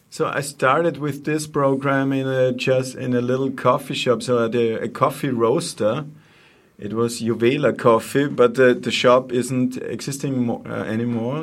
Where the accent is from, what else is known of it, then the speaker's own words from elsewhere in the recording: Vienna, Austria; English is a second language; moved away as an adult; now in Steyr, Austria; I'm from Vienna